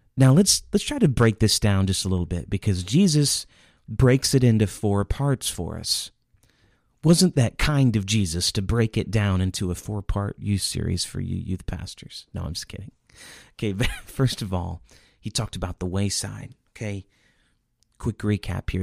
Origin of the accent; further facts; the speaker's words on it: Indiana, United States; I grew up in Indiana